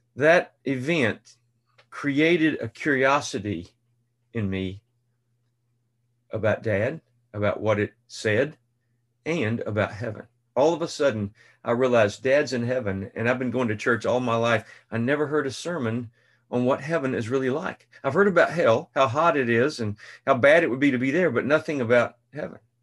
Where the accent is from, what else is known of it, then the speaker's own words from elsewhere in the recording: Central Texas, United States; Dad had an office on the square in this small town of two thousand, Central Texas